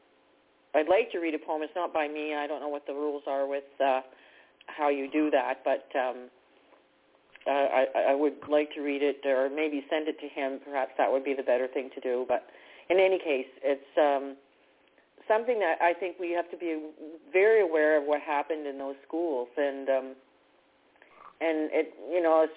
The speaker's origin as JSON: {"language": "English", "country": "Canada", "said": "I'm from Canada"}